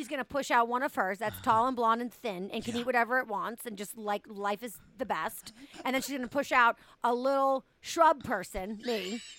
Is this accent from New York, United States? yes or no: no; Boston, Massachusetts, United States; I'm from Boston.